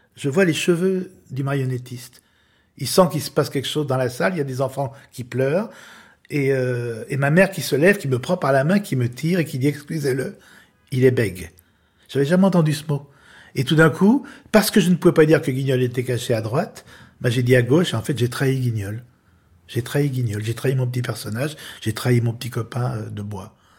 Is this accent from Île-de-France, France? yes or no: no; Lyon, Auvergne-Rhône-Alpes, France; j'ai été élevé à Lyon